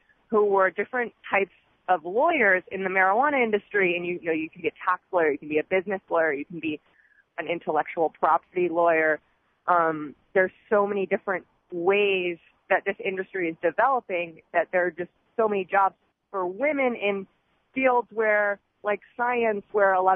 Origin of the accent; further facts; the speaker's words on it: Philadelphia, Pennsylvania, United States; also born or lived in New York; now in Seattle, United States; I'm from Pennsylvania, from Philly, Philly girl